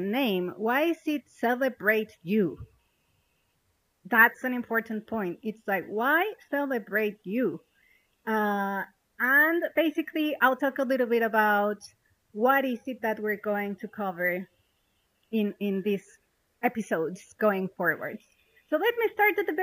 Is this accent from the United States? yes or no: no; Mexico; moved away as an adult; also born or lived in London; now in Malaysia; I'm originally from Mexico.